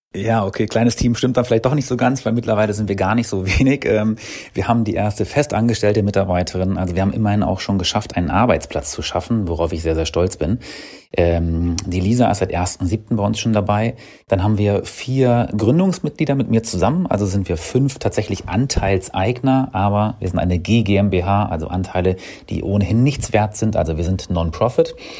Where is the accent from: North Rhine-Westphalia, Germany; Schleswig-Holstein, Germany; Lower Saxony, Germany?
Lower Saxony, Germany; ich bin gebürtiger Niedersachse ähm, oder aus Niedersachsen